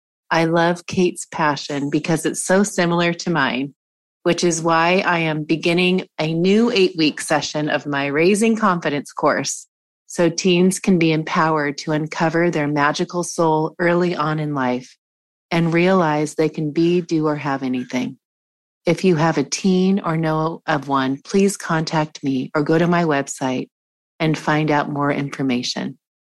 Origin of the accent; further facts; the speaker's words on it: Washington, United States; moved away; also born or lived in Montana; I lived in, I grew up in Washington State.